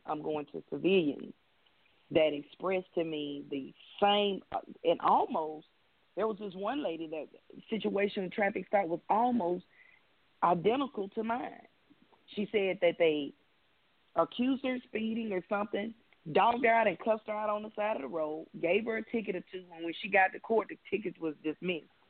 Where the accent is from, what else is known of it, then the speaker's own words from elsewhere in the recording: Birmingham, Alabama, United States; moved away as an adult; also born or lived in Vermont / El Paso, Texas / Mobile, Alabama / Atlanta, Georgia; I am from Birmingham, Alabama, uh, born and raised